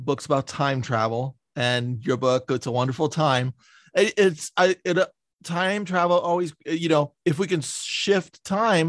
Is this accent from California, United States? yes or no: yes; San Francisco, California, United States; I'm from San Francisco